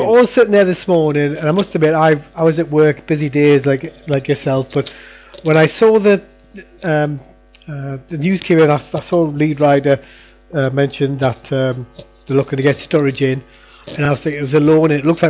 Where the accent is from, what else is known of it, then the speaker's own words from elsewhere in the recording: Newcastle upon Tyne, North East England, United Kingdom; I'm just a Geordie Gorgeous, okay?